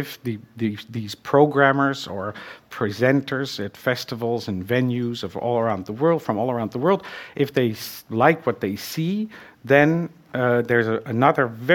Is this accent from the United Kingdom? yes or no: no; Netherlands; English is a second language; moved away; I'm from Holland and I learned French in school.